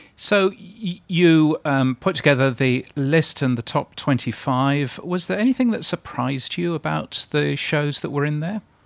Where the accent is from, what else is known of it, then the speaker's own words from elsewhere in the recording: United Kingdom; as a Brit